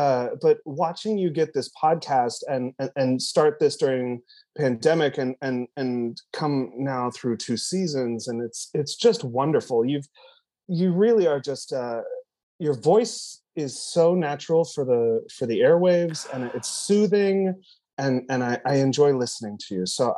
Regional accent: Cadiz, Ohio, United States; And I come from Cadiz, Ohio, the birthplace of Clark Gable.

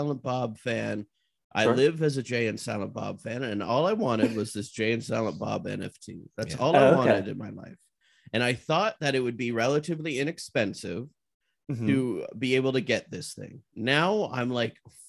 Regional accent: Canada; I'm Canadian

